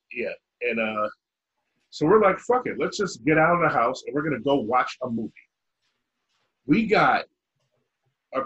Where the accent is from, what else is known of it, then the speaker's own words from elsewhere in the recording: Chicago, Illinois, United States; moved away; we're from Chicago